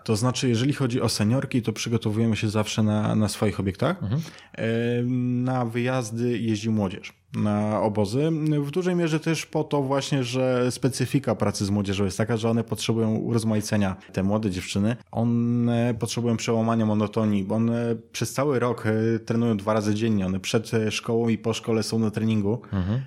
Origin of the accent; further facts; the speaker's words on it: Siedlce, Masovian Voivodeship, Poland; w Siedcach po prostu skąd pochodzę